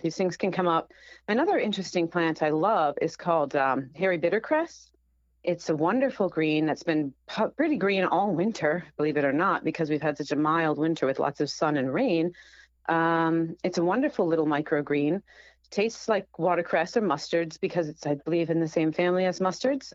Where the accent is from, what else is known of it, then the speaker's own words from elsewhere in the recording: Rhode Island, United States; my home state of Rhode Island